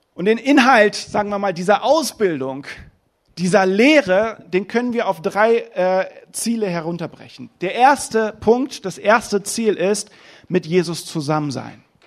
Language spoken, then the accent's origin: German; Germany; in meiner Heimat. Deutschland ist wunderschön